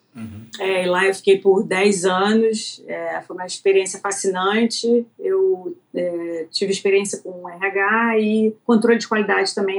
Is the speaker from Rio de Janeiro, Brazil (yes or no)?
yes; Rio de Janeiro, Brazil; moved away as an adult; also born or lived in Florida / Connecticut / Australia; now in United States; sou carioca, nasci, obviamente, no Rio de Janeiro.